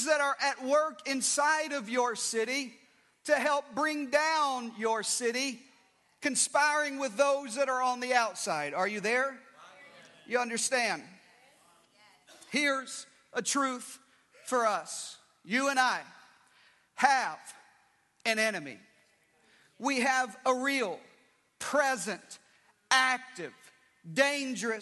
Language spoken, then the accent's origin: English; Arkansas, United States; I grew up in Arkansas